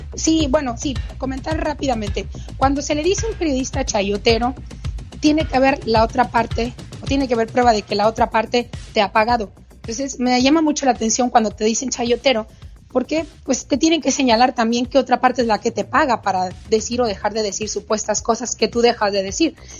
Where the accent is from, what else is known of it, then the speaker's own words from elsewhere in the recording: Mexico; en mi país